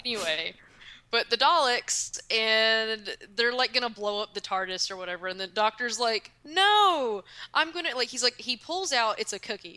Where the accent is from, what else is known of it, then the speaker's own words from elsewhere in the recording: Kentucky, United States; I'm from Kentucky. That's where I live.